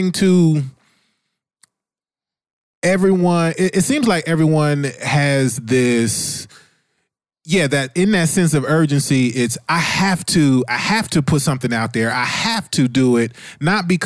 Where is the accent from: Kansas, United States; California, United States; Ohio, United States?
Ohio, United States; I'm from Ohio